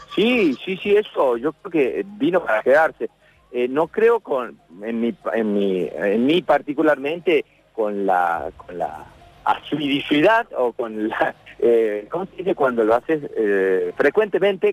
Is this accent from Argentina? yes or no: yes; Tucumán, Argentina; nosotros los, los tucumanos le ponemos en vez de la, le ponemos